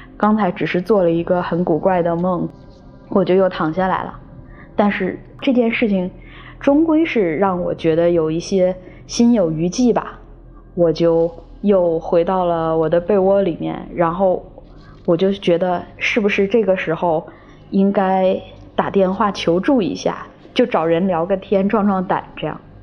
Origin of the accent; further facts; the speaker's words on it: Guangzhou, Guangdong, China; 今年三十一岁。我来自广州，是个全职撰稿人